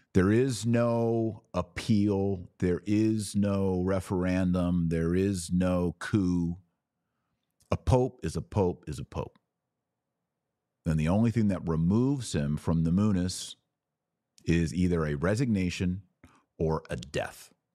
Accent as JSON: {"language": "English", "region": "Texas", "country": "United States", "tie": "born or raised there", "said": "I'm a Texan, born and raised Texas, love Texas."}